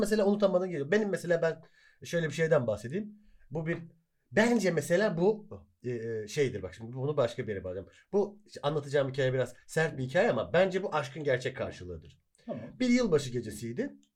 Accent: Hatay, Turkey; Hataylıyız biz.

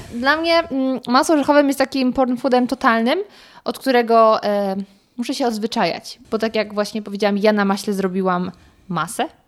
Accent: near Wrocław, Lower Silesian Voivodeship, Poland; pochodzę z okolic Wrocławia

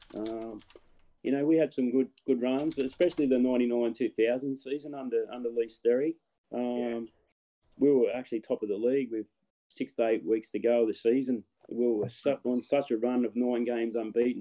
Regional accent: Newcastle, New South Wales, Australia; play for my hometown.

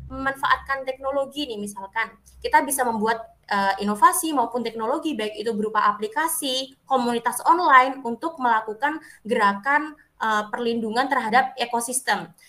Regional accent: Banyuwangi, East Java, Indonesia; Kalau di Banyuwangi sendiri ya kak ya, karena saya orang Banyuwangi nih kak Dinda dan kak Dewi.

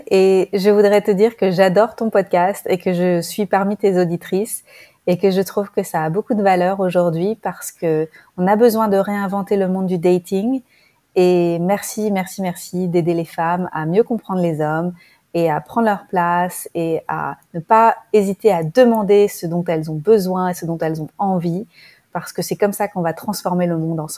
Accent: France; moved away as an adult; now in Bali, Indonesia; J'habite à Bali, j'ai 40 ans, je suis originaire de France et je me suis installée à Bali cette année

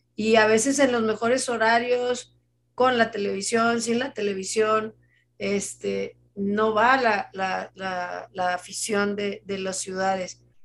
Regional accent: Monterrey, Nuevo León, Mexico; Como regios

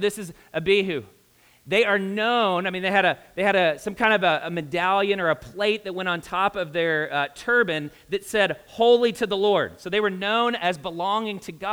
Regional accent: Kentucky, United States; now in Indianapolis, United States; I'm a redneck from Kentucky

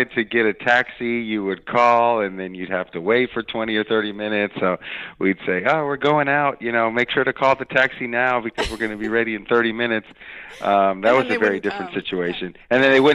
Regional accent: East Bay, California, United States; now in San Francisco, United States; I'm from the Bay Area, so I grew up in the East Bay

